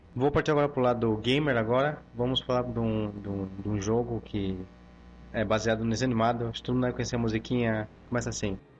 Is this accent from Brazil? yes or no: no; Chile; moved away; sou chileno